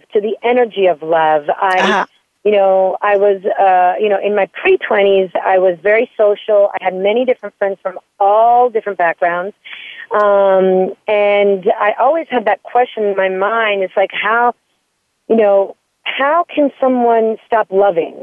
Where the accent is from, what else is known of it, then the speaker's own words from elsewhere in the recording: Florence, Tuscany, Italy; moved away as an adult; I was born and raised in Florence, Italy. So I spent the first 20 years of my life in Italy